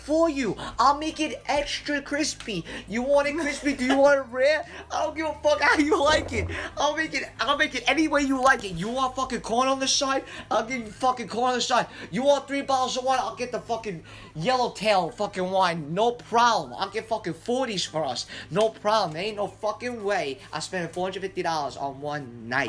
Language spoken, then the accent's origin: English; New York City, New York, United States; I'm from Staten Island